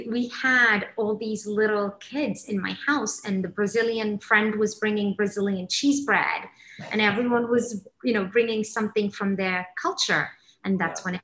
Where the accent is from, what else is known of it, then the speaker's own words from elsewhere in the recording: Somalia; now in England, United Kingdom; I grew up in Africa. I mm-hmm. immigrated to England. Um, I grew up, uh, I'm Somali, so I grew up in the Somali culture.